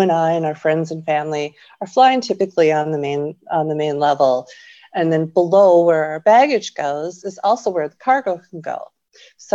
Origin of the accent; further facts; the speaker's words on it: Minnesota, United States; I grew up in Minnesota, and we have a lot of farms